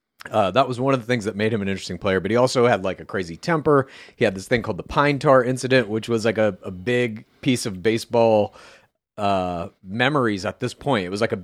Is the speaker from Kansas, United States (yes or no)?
yes; Great Bend, Kansas, United States; I grew up in Kansas, a little, very small town called Great Bend, right in the middle of the state.